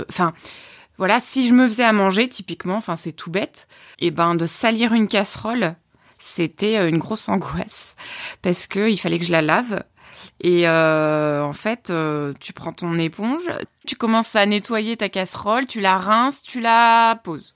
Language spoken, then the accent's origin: French; Orne, Normandy, France; je viens de Normandie, dans l'Orne, en pleine campagne